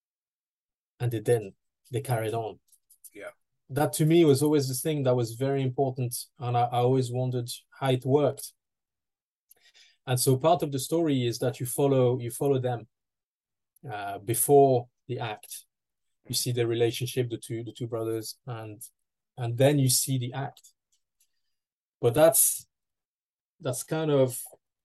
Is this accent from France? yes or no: yes; France; moved away as an adult; now in United Kingdom; my hometown in France